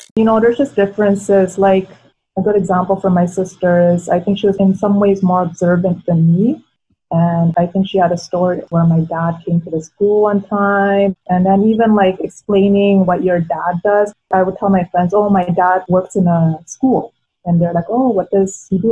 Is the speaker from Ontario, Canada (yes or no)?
no; Edmonton, Alberta, Canada; first language Tagalog; English is a second language; also born or lived in Philippines; i came when i was four and i actually remember a lot from the philippines and you know tagalog was my first language and we were very lucky that a good chunk of my mom's family was already in edmonton when we came here I grew up in a very multicultural community too.